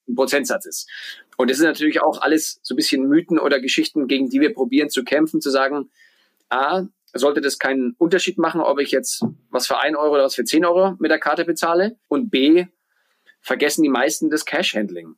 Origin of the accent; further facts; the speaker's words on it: Bamberg, Bavaria, Germany; also born or lived in New York / Berlin; now in Lisbon, Portugal; komme gebürtig aus Bamberg, aus Franken